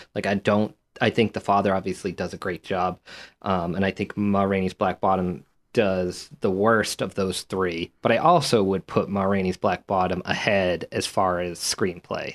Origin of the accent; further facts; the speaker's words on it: United States; being from this country